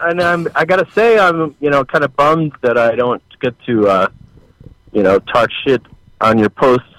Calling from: Fort Collins, Colorado, United States; Oh, I'm calling from Fort Collins, Colorado.

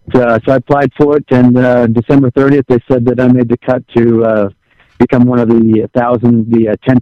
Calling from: New Mexico, United States; I'm currently in New Mexico right now.

